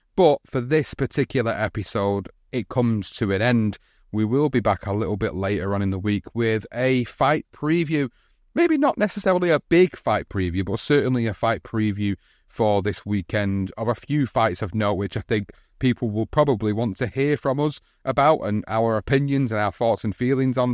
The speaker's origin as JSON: {"language": "English", "town": "Oldham", "region": "North West England", "country": "United Kingdom", "tie": "born or raised there", "said": "In my hometown of Oldham"}